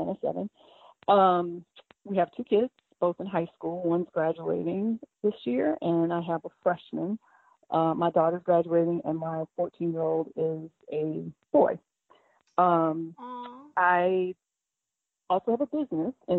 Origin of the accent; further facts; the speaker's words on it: New Orleans, Louisiana, United States; moved away as an adult; now in Lawrenceville, United States; I am originally from New Orleans. I moved here after I graduated from LSU